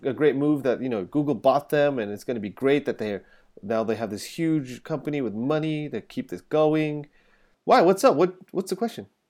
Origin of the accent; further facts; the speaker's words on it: England, United Kingdom; moved away; I'm English